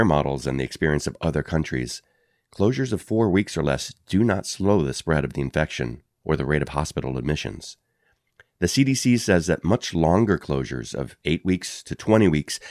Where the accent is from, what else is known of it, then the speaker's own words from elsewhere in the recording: Kirkland, Washington, United States; here in my hometown of Kirkland, Washington